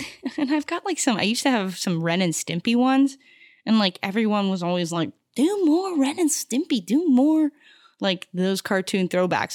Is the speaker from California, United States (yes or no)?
no; Arizona, United States; moved away as an adult; also born or lived in Houston, Texas; now in Los Angeles, United States; I was really, like, raised in Arizona